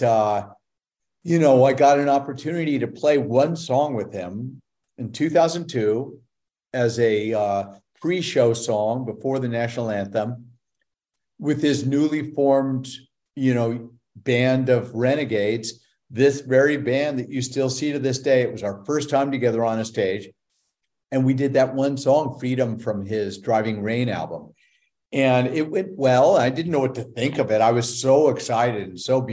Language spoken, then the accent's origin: English; Los Angeles, California, United States; my hometown of Los Angeles